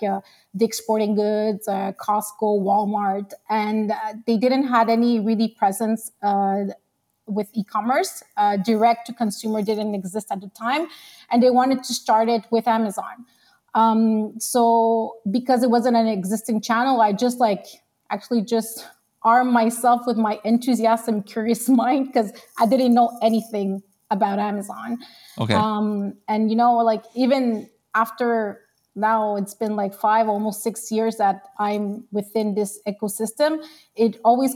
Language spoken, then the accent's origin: English; Quebec, Canada; also born or lived in Long Island, New York; I came here to Quebec and I was like a year and a half. Okay. So I'm mostly Canadian